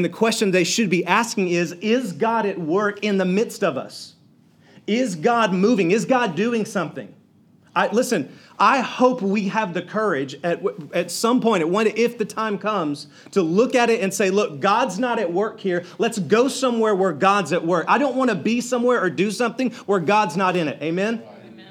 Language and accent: English; South Georgia, United States; I'm a redneck from South Georgia